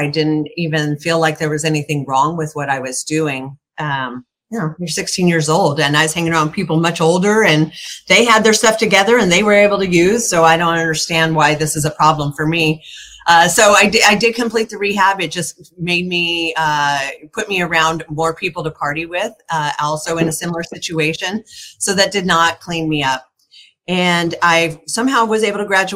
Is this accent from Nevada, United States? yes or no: yes; Reno, Nevada, United States; I grew up in Reno.